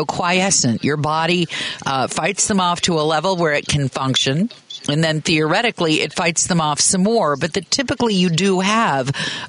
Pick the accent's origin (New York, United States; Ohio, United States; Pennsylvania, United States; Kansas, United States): Kansas, United States; moved away; also born or lived in Chicago; in Kansas, where I grew up